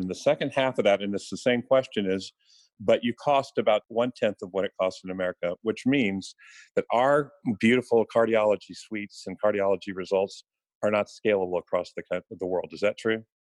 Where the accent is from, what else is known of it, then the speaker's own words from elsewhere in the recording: Houston, Texas, United States; I'm from Houston, so DeBakey and Cooley are sort of uh, religious icons in this town.